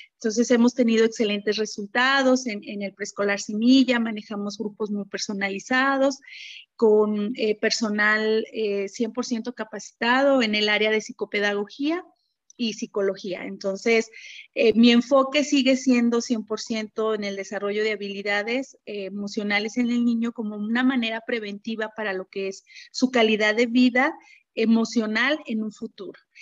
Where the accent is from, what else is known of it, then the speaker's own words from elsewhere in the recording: Fresnillo, Zacatecas, Mexico; moved away; also born or lived in Monterrey; después me mudo a mi tierra natal, que es este Fresnillo, Zacatecas. Actualmente este, eh, vivo aquí